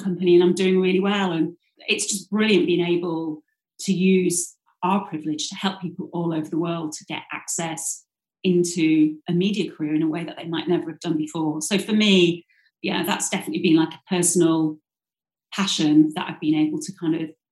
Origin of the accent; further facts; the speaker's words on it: Yorkshire and the Humber, United Kingdom; I grew up in South Yorkshire, went to the local comprehensive